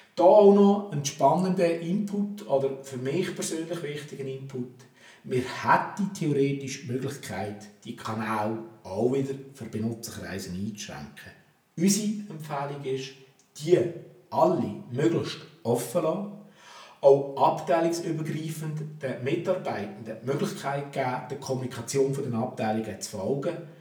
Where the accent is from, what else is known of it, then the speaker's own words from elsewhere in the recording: Switzerland; bei uns in der Schweiz